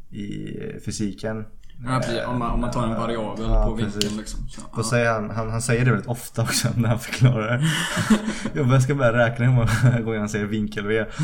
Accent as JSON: {"language": "Swedish", "country": "United States", "second_language": "Swedish", "said": "Eh, För jag är amerikan."}